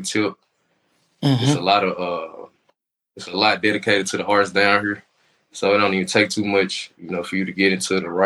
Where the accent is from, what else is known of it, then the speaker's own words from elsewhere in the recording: Memphis, Tennessee, United States; now in Atlanta, United States; I'm from Memphis.